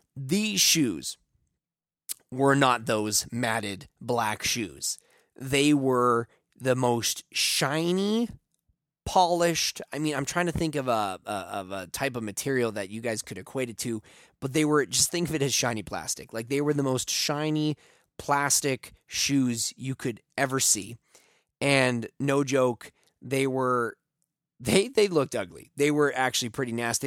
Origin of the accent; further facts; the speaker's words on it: Taber, Alberta, Canada; a eight-year-old boy growing up in Tabor, Alberta